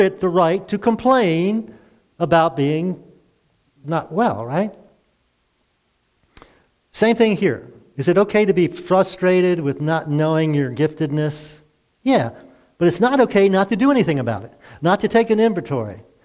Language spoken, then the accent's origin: English; Baltimore, Maryland, United States; moved away as an adult; I'm from Baltimore